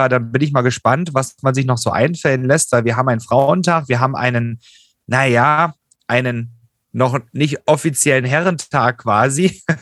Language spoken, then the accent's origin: German; Germany; in unserem Land